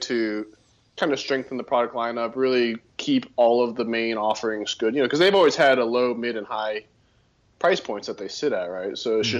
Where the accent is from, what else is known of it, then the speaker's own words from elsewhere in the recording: Austin, Texas, United States; now in Denver, United States; because I'm from Texas